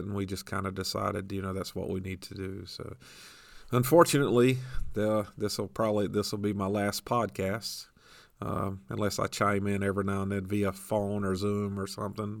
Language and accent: English; Tampa area, Florida, United States; born or raised there; moved away